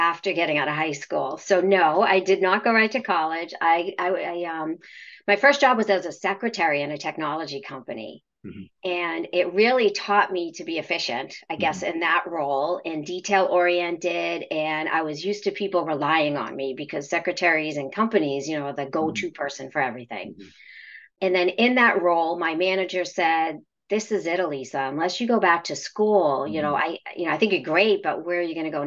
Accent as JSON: {"language": "English", "area": "between Boston and Salem", "region": "Massachusetts", "country": "United States", "tie": "born or raised there", "said": "I grew up in a big city, a little bit outside of Boston, actually right in the middle of Boston, Massachusetts, and the witch city of Salem, Massachusetts"}